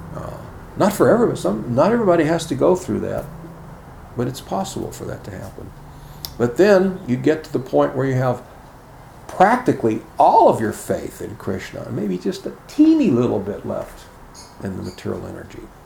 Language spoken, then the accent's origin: English; Chicago, Illinois, United States; when I was a kid growing up in Chicago